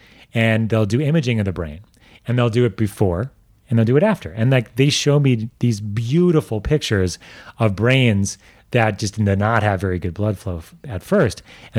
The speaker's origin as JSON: {"language": "English", "region": "New York", "country": "United States", "tie": "born or raised there", "said": "like I grew up in New York, but my heritage is mostly Russian, right?"}